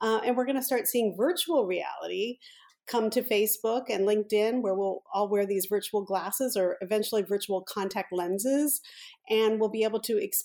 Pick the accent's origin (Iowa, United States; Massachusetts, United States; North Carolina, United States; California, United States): California, United States; San Francisco Bay Area; also born or lived in Washington, D.C.; I went elementary through high school out in the San Francisco Bay Area.